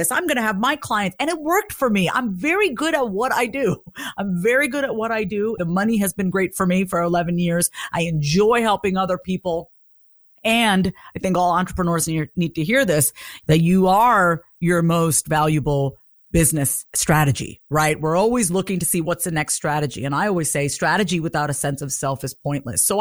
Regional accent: South India, India; first language Tamil; English is a second language; And, and in our language, I speak Tamil. I'm from South India.

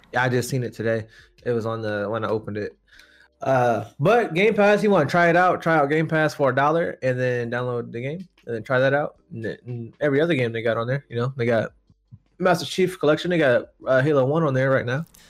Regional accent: United States; we're American here

